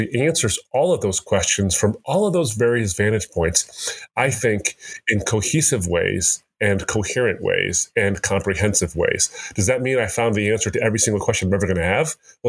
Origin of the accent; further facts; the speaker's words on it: United States; I'm born and raised in America